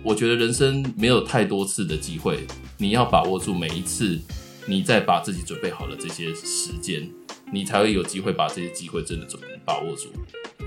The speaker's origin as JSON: {"language": "Chinese", "region": "Tainan", "country": "Taiwan", "moved": "yes", "lives_now": "Taipei, Taiwan", "said": "我也是台南人"}